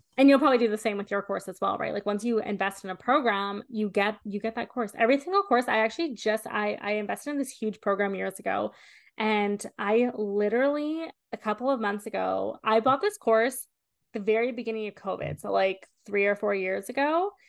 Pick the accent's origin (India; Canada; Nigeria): Canada; I'm Canadian.